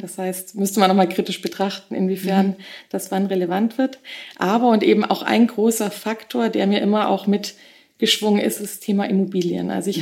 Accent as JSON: {"language": "German", "town": "Augsburg", "region": "Bavaria", "country": "Germany", "tie": "born or raised there", "also_born_or_lived": "Nuremberg", "moved": "as an adult", "lives_now": "Munich, Germany", "said": "Ich komme ursprünglich aus Augsburg, ähm, bin 31 Jahre alt, ähm, habe nach dem Abi relativ schnell aus nach Nürnberg genommen"}